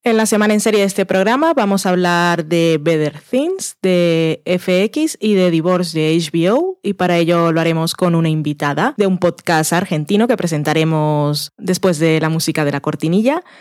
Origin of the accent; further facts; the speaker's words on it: Barranquilla, Atlántico, Colombia; now in Spain; yo que soy de Barranquilla